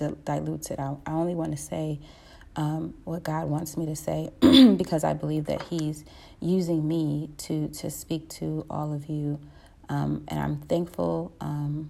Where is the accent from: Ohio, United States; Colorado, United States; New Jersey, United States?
Ohio, United States; Cleveland; I'm from Cleveland, Ohio